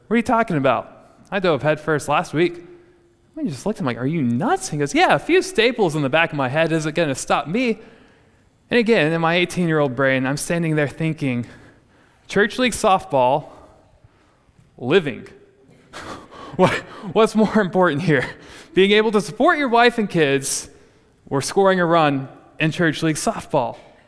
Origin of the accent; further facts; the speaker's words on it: Texas Panhandle, United States; growing up in the Texas Panhandle